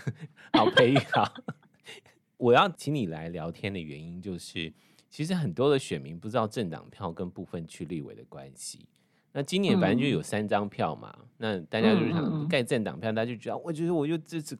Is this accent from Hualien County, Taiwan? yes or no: yes; Hualien County, Taiwan; 连线访问的是我们，我觉得就是我们花莲人呐